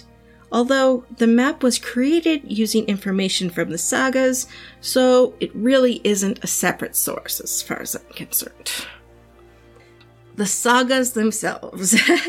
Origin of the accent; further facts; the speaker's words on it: Canada; Being a Canadian who's never traveled to Newfoundland